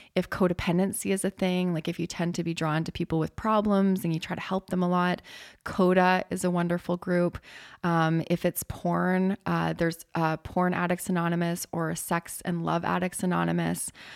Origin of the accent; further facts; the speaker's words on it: Canada; I'm Canadian